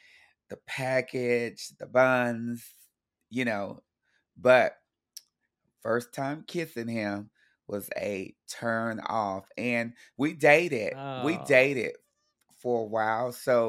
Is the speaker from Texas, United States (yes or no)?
yes; Texas, United States; Mind you, I grew up in Texas, so rodeos are really fun.